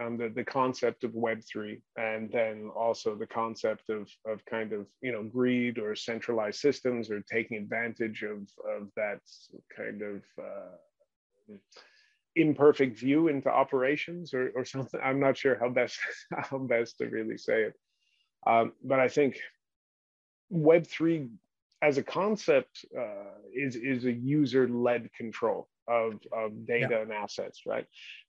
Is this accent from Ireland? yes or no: no; China; also born or lived in New Guinea / Hong Kong / Australia / United States; I was born in New Guinea and then raised in mainland China, a lot of time in Hong Kong, but also Australia, West and East Coast America and England as well.